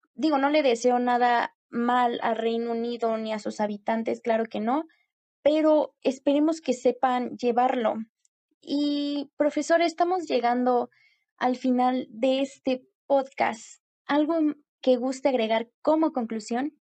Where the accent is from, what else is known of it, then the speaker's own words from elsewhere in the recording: Mexico; como mexicanos